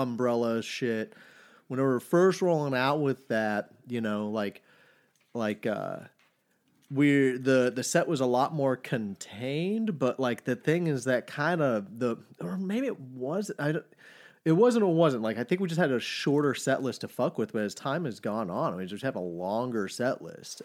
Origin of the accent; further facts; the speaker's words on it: Farmers Branch, Texas, United States; now in Austin, United States; I was born in Dallas, but I've been in Austin for fifteen, almost sixteen